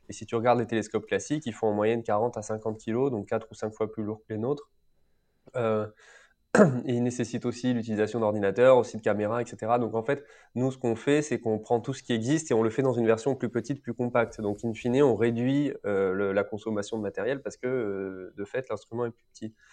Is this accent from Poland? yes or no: no; France; soit je suis français, donc je fais venir au maximum des pièces qui sont sourcées, une matière première sourcée en France que tu payes plus cher